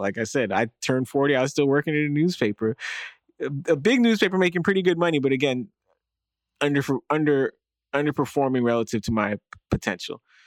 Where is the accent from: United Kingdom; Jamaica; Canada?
Canada; Toronto, Ontario; also born or lived in United States; we were black and American in Canada